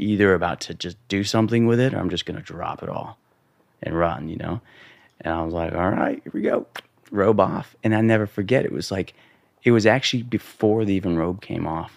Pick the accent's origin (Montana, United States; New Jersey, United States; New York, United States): Montana, United States; growing up in Montana, um, you know, boys' locker room, being the brown kid